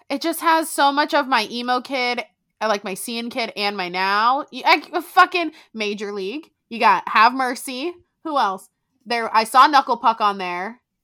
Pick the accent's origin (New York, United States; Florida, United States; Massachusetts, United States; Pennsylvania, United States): Florida, United States; South; I'm from South Florida